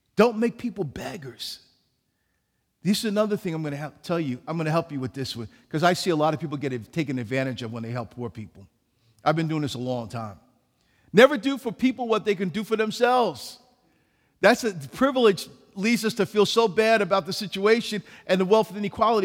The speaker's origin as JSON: {"language": "English", "town": "New York City", "region": "New York", "country": "United States", "tie": "born or raised there", "said": "I was born in New York City"}